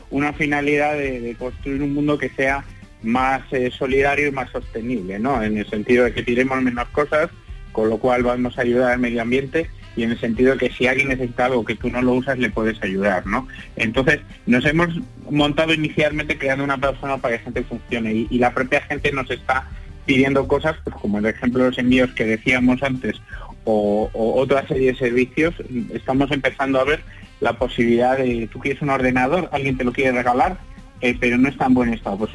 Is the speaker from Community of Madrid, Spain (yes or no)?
yes; Madrid, Community of Madrid, Spain; nosotros hemos arrancado en Madrid porque porque somos de Madrid